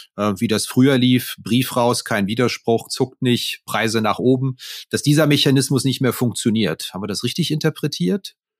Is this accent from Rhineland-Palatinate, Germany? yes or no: yes; Neuwied, Rhineland-Palatinate, Germany; der Ort, wo ich geboren bin, Neuwied am Rhein